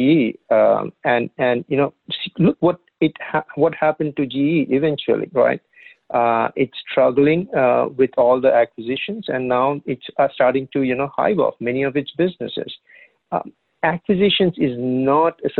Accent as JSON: {"language": "English", "country": "India", "tie": "born or raised there", "moved": "as an adult", "lives_now": "United States", "said": "I grew up in India"}